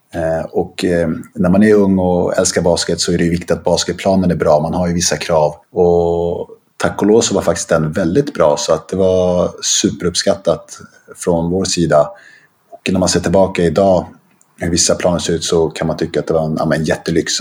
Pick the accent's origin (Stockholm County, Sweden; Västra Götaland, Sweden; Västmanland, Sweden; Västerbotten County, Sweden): Stockholm County, Sweden; Stockholm; also born or lived in Rissne, Sundbyberg; now in Sundbyberg, Sweden; Sen flyttade vi till Bromsten som ligger ett stenkast bort egentligen, som ligger ah, okay. i Spånga. Ah. Eh, där vi flyttade ett hus och, och, där, det var där vi växte upp